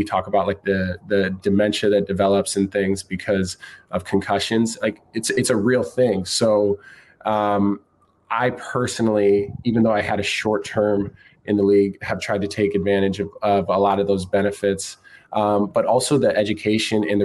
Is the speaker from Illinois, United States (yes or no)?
no; Brandon, South Dakota, United States; moved away as an adult; I grew up in South Dakota, man. I've small town, Brandon, South Dakota, about 5,000 people.